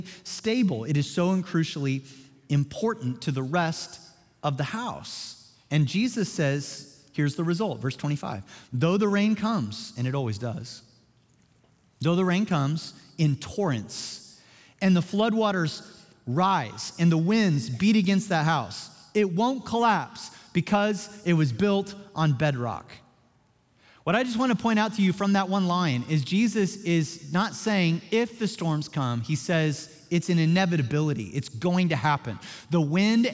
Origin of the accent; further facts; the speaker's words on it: Joplin, Missouri, United States; moved away; my hometown of Joplin, Missouri